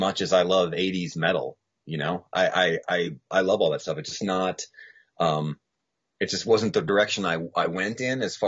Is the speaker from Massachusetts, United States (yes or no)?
yes; near Providence, Rhode Island, Massachusetts, United States; also born or lived in Boston, Massachusetts; I grew up two towns in to Massachusetts from Rhode Island. So I grew up much closer to Providence, Rhode Island than Boston.